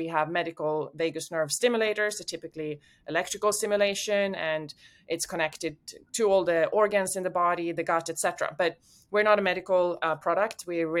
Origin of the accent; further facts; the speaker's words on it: Sweden; English is a second language; I'm from Sweden originally. I've lived in 6 countries, speak 4 languages.